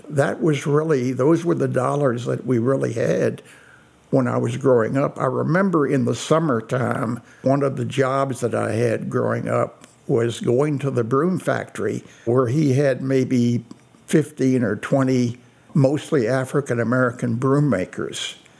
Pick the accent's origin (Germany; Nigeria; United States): Germany; Meissenheim, Baden-Württemberg; My story began in a very small village in the southwestern part of Germany called Meissenheim.